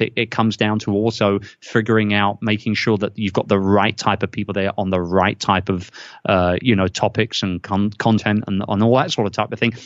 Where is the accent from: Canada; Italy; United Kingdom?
United Kingdom; London; now in Philippines; my hometown of London, England